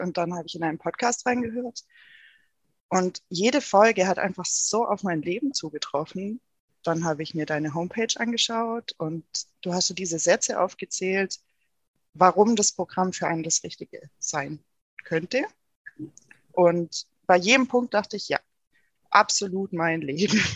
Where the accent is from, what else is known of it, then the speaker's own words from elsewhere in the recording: Rottweil, Baden-Württemberg, Germany; also born or lived in Konstanz; komme aus der Nähe vom Bodensee